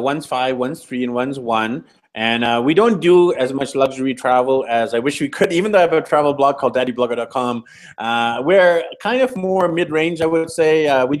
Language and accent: English; Vancouver, British Columbia, Canada; So I'm from Vancouver, BC, Canada. I'm used to having a stable, strong Wi-Fi connection.